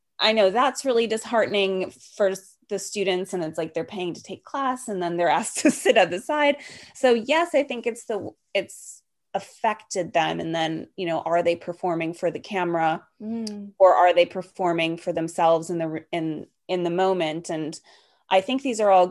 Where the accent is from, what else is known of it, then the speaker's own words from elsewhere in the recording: Wisconsin, United States; also born or lived in New York; now in Los Angeles, United States; I'm from Wisconsin